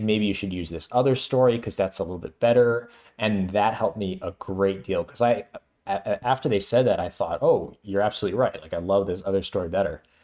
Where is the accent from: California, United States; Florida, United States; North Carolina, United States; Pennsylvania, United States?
Florida, United States; now in New York, United States; I'm from Florida, too